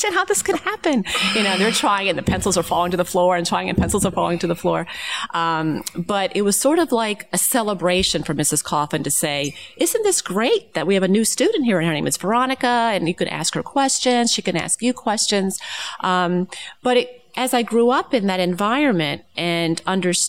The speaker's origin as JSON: {"language": "English", "town": "Narberth", "region": "Pennsylvania", "country": "United States", "tie": "born or raised there", "said": "I'm from Narberth. And Narberth is a suburb of Philadelphia"}